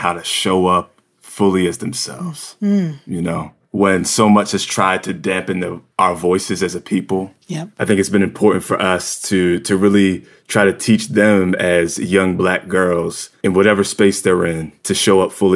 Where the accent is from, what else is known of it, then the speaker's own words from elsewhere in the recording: Williamstown, New Jersey, United States; now in New York, United States; I grew up in South Jersey, just across the bridge from Philly